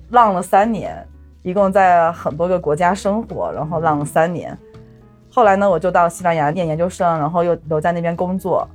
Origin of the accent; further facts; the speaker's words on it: Honghe, Yunnan, China; moved away; 我老家是恒河的